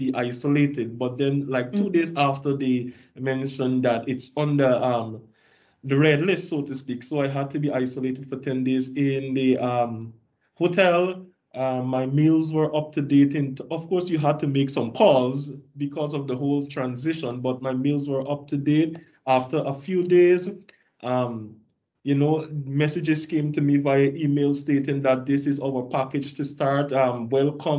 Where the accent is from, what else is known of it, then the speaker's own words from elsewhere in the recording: Guyana; moved away as an adult; I was the only person from Guyana